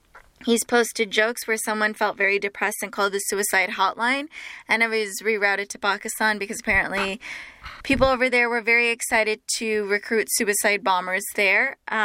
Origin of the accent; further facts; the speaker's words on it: Dallas, Texas, United States; I'm born and raised in Dallas myself, in the suburbs of Dallas.